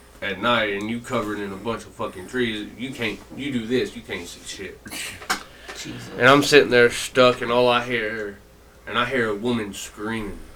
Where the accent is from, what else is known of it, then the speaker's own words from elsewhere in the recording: Marshall, Texas, United States; moved away; I am from Texas. Marshall, Texas. It is 12 hours away